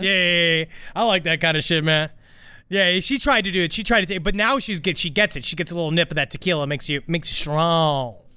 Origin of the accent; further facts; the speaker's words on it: New York City, New York, United States; I was born in Queens, New York City.